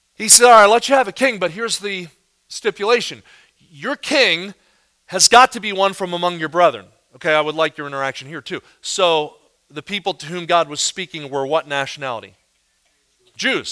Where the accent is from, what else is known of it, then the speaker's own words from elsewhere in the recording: near Philadelphia, Pennsylvania, United States; now in Kansas City, United States; I live in Kansas City, but I, but I grew up near Philadelphia